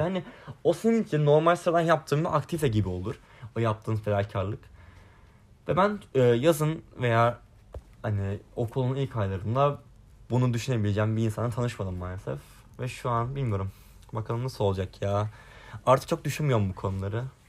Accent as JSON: {"language": "Turkish", "region": "Sinop", "country": "Turkey", "tie": "born or raised there", "moved": "as an adult", "lives_now": "Istanbul, Turkey", "said": "ben Kütah memleketime geldim, Kütahya Sinop'a."}